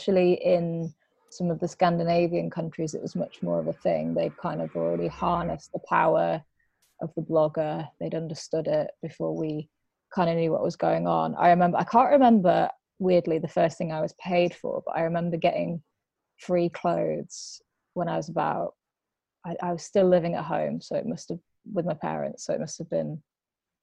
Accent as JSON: {"language": "English", "area": "near Blackburn, East Lancashire", "region": "North West England", "country": "United Kingdom", "tie": "born or raised there", "moved": "as an adult", "lives_now": "London, United Kingdom", "said": "I grew up near Blackburn, which is a town in East Lancashire, sort of Manchester way"}